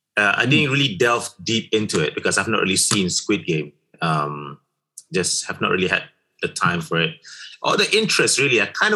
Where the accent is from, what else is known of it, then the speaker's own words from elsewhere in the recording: Malaysia; English is a second language; I'm a Malaysian and we can do this thing here